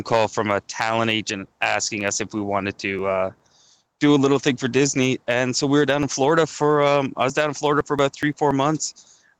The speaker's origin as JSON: {"language": "English", "town": "Goderich", "region": "Ontario", "country": "Canada", "tie": "born or raised there", "moved": "as an adult", "lives_now": "Toronto, Canada", "said": "I took a plumbing apprenticeship back in my hometown. So my wife at the time was here in Toronto, and I went back to Goderich"}